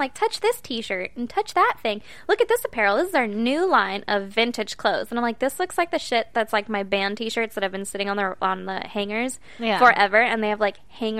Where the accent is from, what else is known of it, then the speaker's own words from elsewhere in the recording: California, United States; I realize that I have every other idiosyncrasy or whatever from California, but I hate the Cali thing.